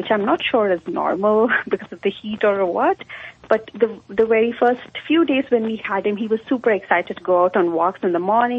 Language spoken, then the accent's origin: English; India; now in Mesa, United States; I'm from India.